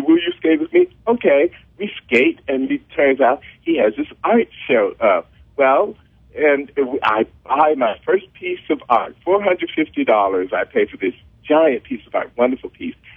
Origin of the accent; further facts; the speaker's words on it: Mississippi, United States; I learned in Mississippi or that I grew up with in Mississippi